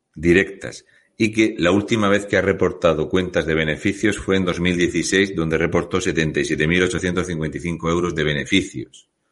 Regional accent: Murcia, Region of Murcia, Spain; soy de Murcia

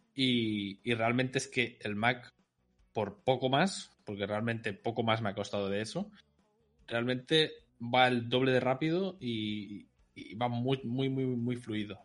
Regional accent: Catalonia, Spain; soy catalán

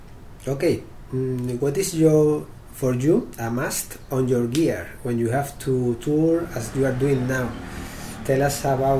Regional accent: Canary Islands, Spain; Do you know that I'm from Canary Island? It's really close to Africa.

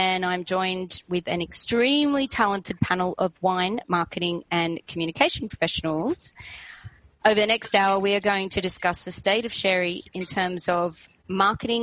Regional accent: Australia; moved away as an adult; now in Spain; I'm Australian, but I've been living here in my father's country, Spain, for the last 8 years

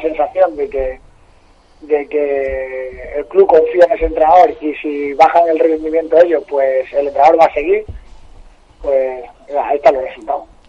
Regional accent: Arroyo de San Serván, Extremadura, Spain; club de mi pueblo

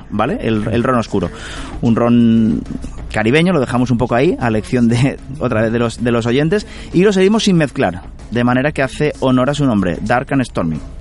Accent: Carcaixent, Valencian Community, Spain; yo nacido en Carcaixent y, valenciano

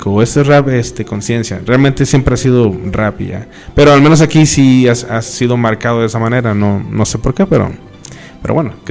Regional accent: Veracruz, Mexico; Bueno, pues yo soy, bueno, no jarocho, pero sí del estado, ¿no? 100%. Eh, vine a vivir aquí a Cuatza hace ya muchos años

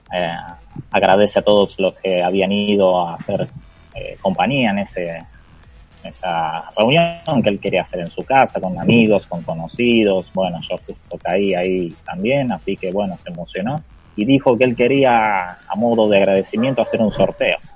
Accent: Argentina; le dije que era de Argentina

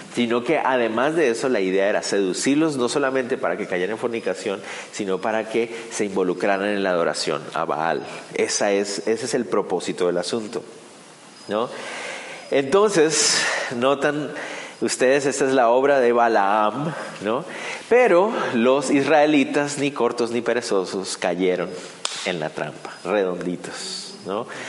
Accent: Guatemala; para nosotros como guatemaltecos

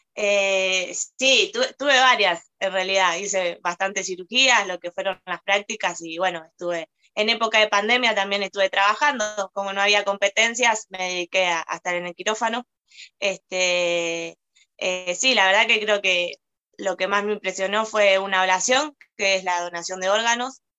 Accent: Argentina; also born or lived in Moreno, Buenos Aires Province; Yo soy argentina, eh, vivo acá en Moreno, estoy radicada en Moreno, en la provincia de Buenos Aires

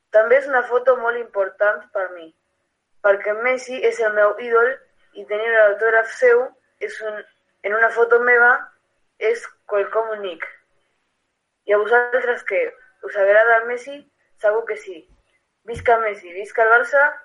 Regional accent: Argentina; Catalan is a second language; now in Barcelona, Spain; sóc argentí

